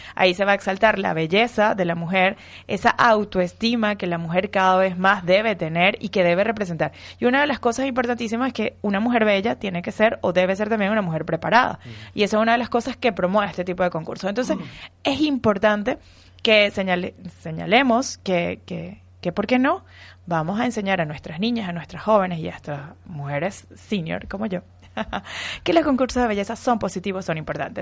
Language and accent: Spanish; Venezuela; also born or lived in Spain; now in Madrid, Spain; como venezolana llevo en la sangre, no sé, un chip incorporado de los eh, concursos de belleza porque en cierta manera, desde que nacemos en Venezuela